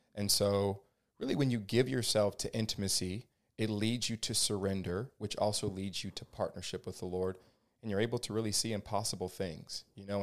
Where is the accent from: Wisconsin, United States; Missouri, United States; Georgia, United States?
Georgia, United States; moved away as an adult; also born or lived in California; now in Ventura, United States; I am originally from Georgia, um, born and raised there. Um, moved out to California in 2011.